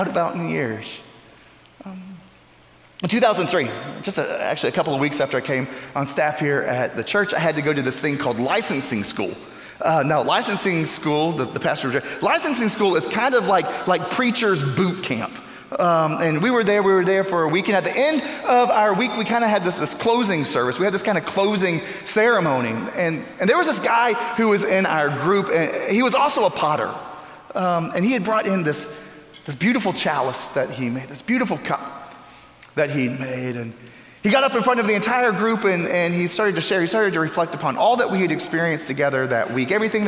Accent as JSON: {"language": "English", "region": "Florida", "country": "United States", "tie": "born or raised there", "moved": "yes", "said": "my home state of Florida"}